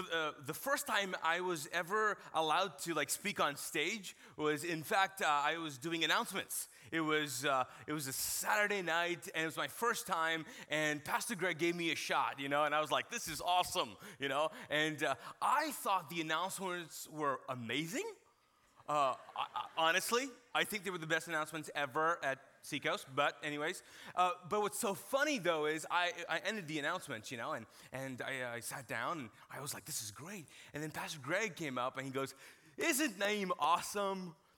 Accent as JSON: {"language": "English", "country": "Kuwait", "tie": "born or raised there", "said": "All right, so grew up in Kuwait as a Pakistani, and I was not exposed to a lot of TV shows"}